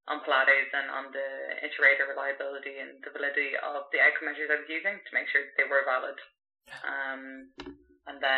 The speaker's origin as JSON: {"language": "English", "country": "Ireland", "also_born_or_lived": "France / South America", "moved": "as an adult", "said": "I loved Ireland. I loved home."}